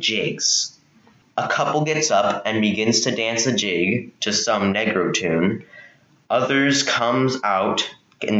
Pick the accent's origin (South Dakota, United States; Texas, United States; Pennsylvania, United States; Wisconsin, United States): Texas, United States; I'm 14 and I'm from Texas